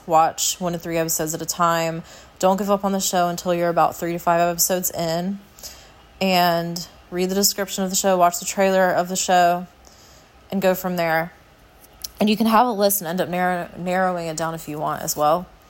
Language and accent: English; United States; I'm an American